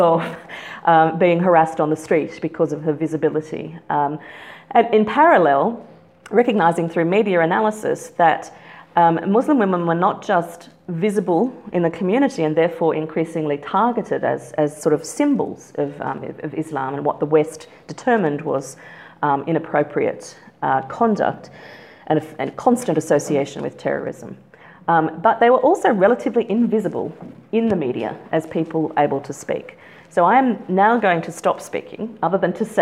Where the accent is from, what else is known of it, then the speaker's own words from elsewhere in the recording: Australia; moved away as an adult; also born or lived in Canberra, Australia; now in Oxford, United Kingdom; we are both Australian